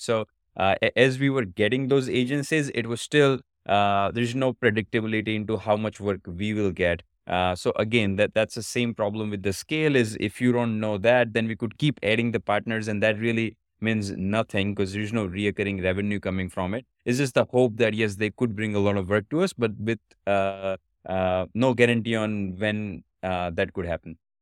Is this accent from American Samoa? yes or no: no; India; moved away as an adult; now in United States; I was born in India, but I've been in States for about past seventeen years